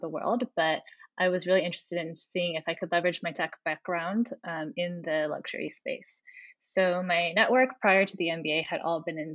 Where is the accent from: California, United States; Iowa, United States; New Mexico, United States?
California, United States; accent: American; moved away as an adult; also born or lived in Fontainebleau / Abu Dhabi / Singapore; I'm American. You can tell from my accent. Born in California, went to university there at Berkeley